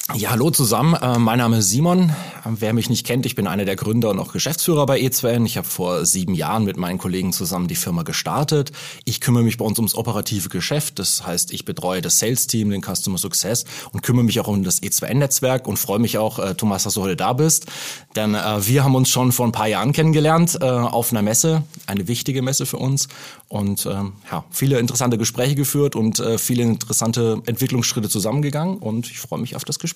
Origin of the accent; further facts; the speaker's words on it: Germany; als Deutscher